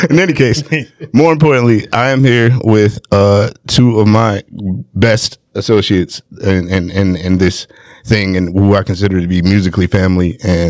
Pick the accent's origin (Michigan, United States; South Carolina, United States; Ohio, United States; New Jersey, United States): Michigan, United States; Detroit; I'm from Detroit originally.